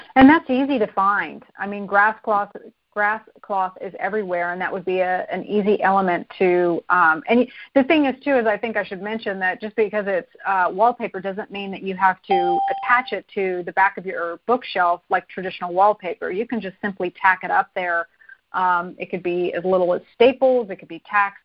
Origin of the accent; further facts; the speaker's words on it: Arizona, United States; I grew up in Arizona